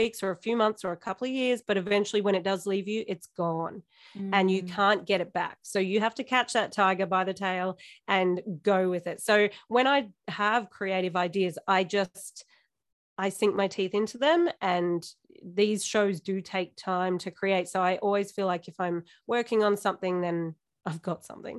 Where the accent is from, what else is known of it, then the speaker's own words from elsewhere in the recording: Warrnambool, Victoria, Australia; moved away as an adult; also born or lived in Melbourne; now in Ballarat, Australia; So that's my hometown. That's where I was born.